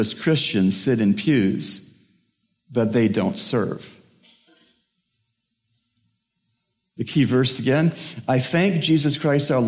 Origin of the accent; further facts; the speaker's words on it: Toronto, Ontario, Canada; I'm from Toronto, Canada